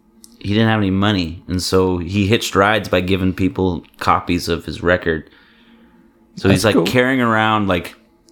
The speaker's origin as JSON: {"language": "English", "town": "Barrington", "region": "Illinois", "country": "United States", "tie": "born or raised there", "moved": "yes", "lives_now": "Houston, United States", "said": "that little town that I grew up outside of Chicago in Illinois."}